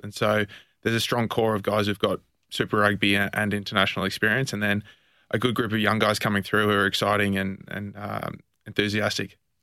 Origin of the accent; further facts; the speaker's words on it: Australia; being an Australian